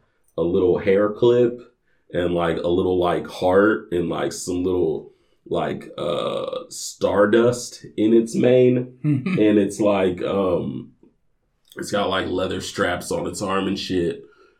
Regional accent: Indianapolis, Indiana, United States; moved away

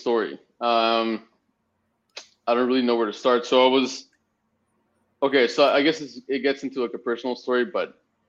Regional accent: Spain; also born or lived in Mexico; And I'm originally from Spain. My parents are living in Mexico. I was raised in Mexico for a bit. And I ended up studying in Canada.

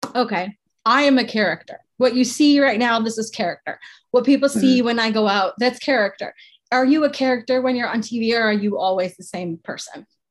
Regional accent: Canada; I'm Canadian

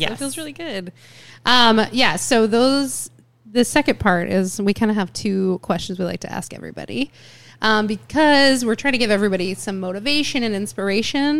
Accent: Ohio, United States; moved away; I grew up in Ohio

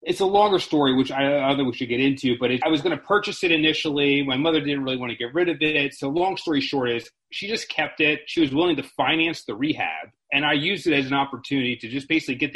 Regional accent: Maryland, United States; now in Harrisburg, United States; I'm originally from Maryland

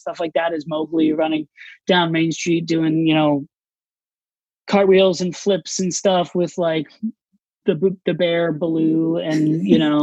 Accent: Orlando, Florida, United States; moved away as an adult; also born or lived in New York City; I grew up in Orlando, Florida.

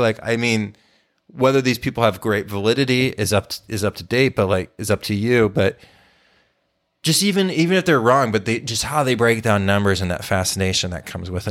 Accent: Texas, United States; I watched so much sports growing up in Texas when I was a kid

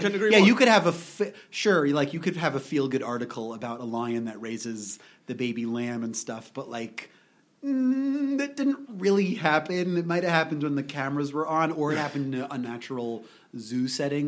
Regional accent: New York, United States; Modern Orthodox, which is a very weird concept.

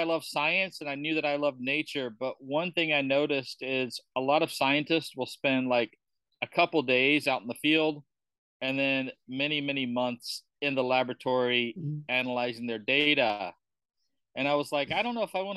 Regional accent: Georgia, United States; moved away as an adult; also born or lived in California / Kuala Lumpur, Malaysia; now in Bali, Indonesia; I'm from Georgia.

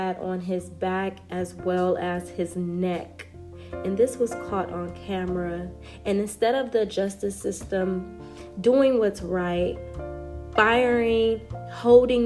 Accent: United States; I am an American

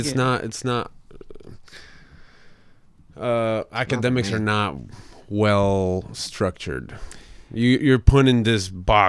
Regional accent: Mexico City, Mexico; moved away; also born or lived in Tijuana; I was born in Mexico City.

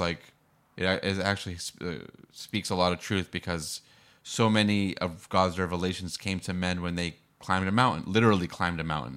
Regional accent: Boston, Massachusetts, United States; now in San Diego, United States; I grew up in Boston

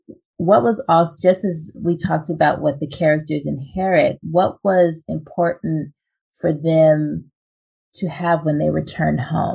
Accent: Los Angeles, California, United States; I'm from Los Angeles, but I have family in Houston

